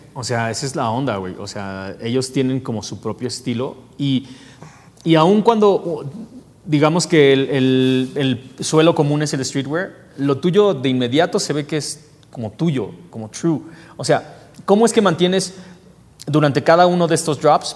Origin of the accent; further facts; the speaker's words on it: Mexico; aquí en México